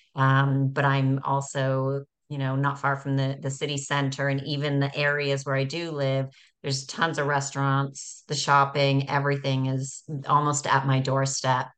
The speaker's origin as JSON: {"language": "English", "country": "Canada", "tie": "born or raised there", "moved": "yes", "said": "growing up in Canada"}